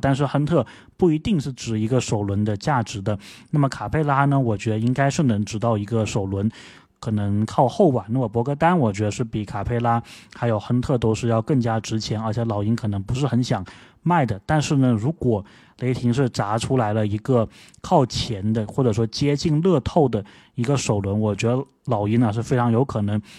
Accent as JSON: {"language": "Chinese", "region": "Guangdong", "country": "China", "accent": "Guangdong accent", "said": "我这广东口音"}